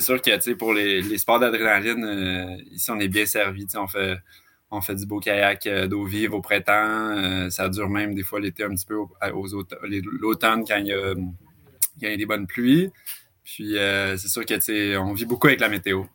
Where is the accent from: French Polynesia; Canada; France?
Canada; Laval, Quebec; moved away as an adult; also born or lived in Western Canada; now in Gaspésie, Canada; je, viens, de Laval, en fait, encore plus euh, banlieusard